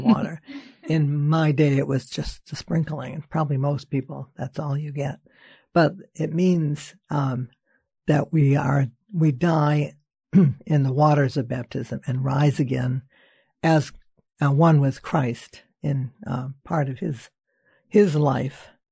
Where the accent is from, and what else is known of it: Lynn, Massachusetts, United States